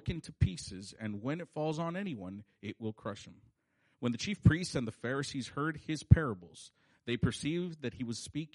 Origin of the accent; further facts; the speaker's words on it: California, United States; we say that fool because that's how we grew up talking in California